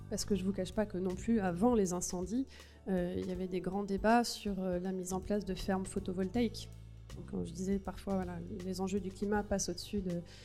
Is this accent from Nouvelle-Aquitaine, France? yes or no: yes; Gironde, Nouvelle-Aquitaine, France; je viens de Gironde, et donc chez moi, ça a tout cramé cet été